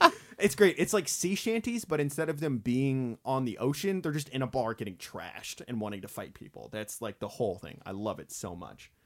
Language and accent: English; Bakersfield, California, United States; my hometown of Bakersfield